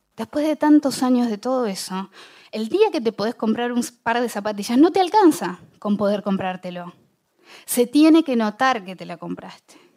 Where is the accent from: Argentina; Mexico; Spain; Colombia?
Argentina; Bahía Blanca, Buenos Aires Province; born or raised there